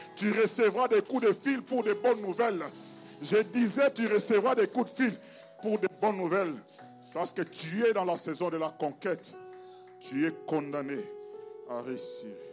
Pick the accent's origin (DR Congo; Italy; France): DR Congo; je viens du Congo